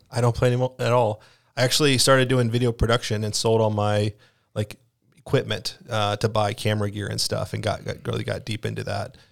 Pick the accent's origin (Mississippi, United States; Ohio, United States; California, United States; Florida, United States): Mississippi, United States; moved away as an adult; also born or lived in Tennessee; now in Iowa, United States; I'm from Mississippi